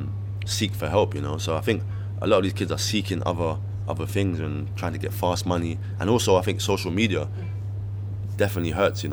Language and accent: English; London, United Kingdom; when I was growing up in Brixton